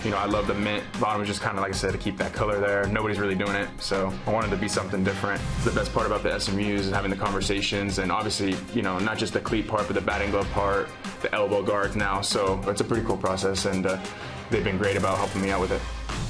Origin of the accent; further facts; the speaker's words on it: Southern California, United States; that's just where I'm from Southern California